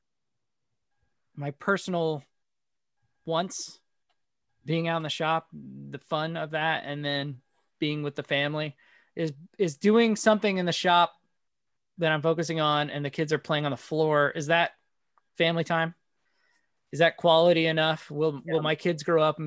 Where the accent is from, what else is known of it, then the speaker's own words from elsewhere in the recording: Bethlehem, Pennsylvania, United States; moved away as an adult; now in Arkansas, United States; I'm originally from Pennsylvania.